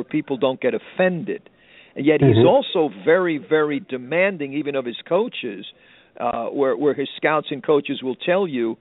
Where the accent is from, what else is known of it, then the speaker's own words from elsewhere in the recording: New York City, New York, United States; moved away; I grew up in Queens, New York